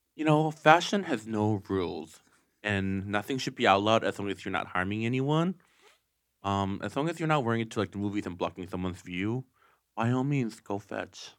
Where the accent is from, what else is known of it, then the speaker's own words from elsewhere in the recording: Okemos, Michigan, United States; I'm from Michigan